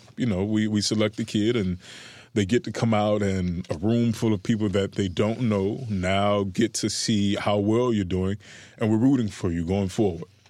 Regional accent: Miami, Florida, United States; I come from Liberty City during the era of, uh, this, I believe, was the post-Coke epidemic

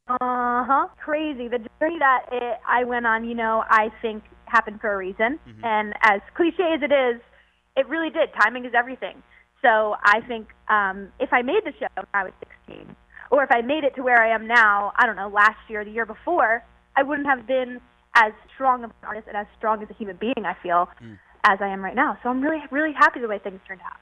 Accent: West Islip, New York, United States; moved away as an adult; now in Los Angeles, United States; growing up in Long Island

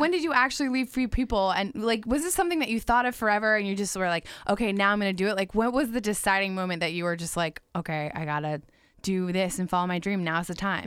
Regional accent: Margate, Florida, United States; now in Jacksonville Beach, United States; I've lived in Florida my whole life.

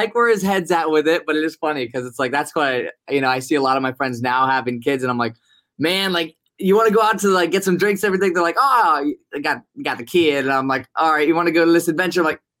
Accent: Vero Beach, Florida, United States; moved away; My hometown, Vero.

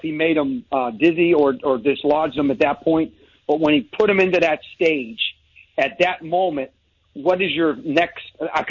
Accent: Pittsburgh, Pennsylvania, United States; moved away; I'm a Pittsburgh guy

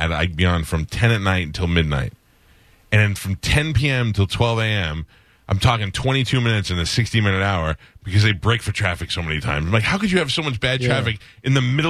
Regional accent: New York City, New York, United States; moved away; So now I grew up in Staten Island.

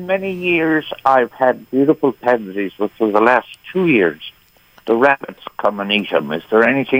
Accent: Ireland; now in United States; Well, I'm from Ireland.

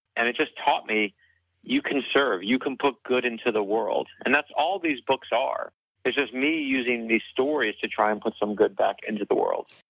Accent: Miami, Florida, United States; now in Fort Lauderdale, United States; my hometown

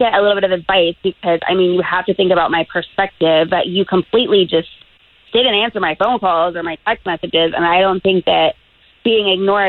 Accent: New England, United States; moved away as an adult; now in Florida, United States; No, I'm from New England.

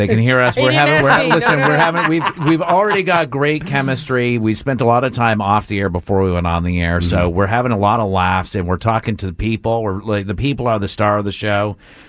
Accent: Vermont, United States; also born or lived in Providence, United States; now in Atlanta, United States; From Vermont. Most of my, I lived for like in Providence for 15 years, Providence, Rhode Island.

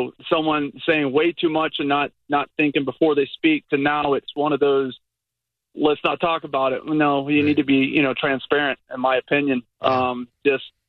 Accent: Cayman Islands; moved away as an adult; also born or lived in Tennessee; now in United States; I born in the U.S., but I grew up in the Caribbean for 30 years

